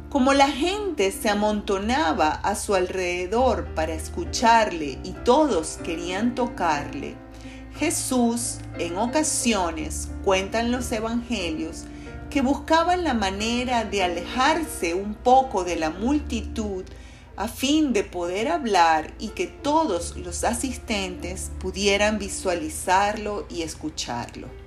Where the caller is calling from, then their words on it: Caracas, Capital District, Venezuela; les saludo cariñosamente desde la ciudad de de Caracas, Venezuela.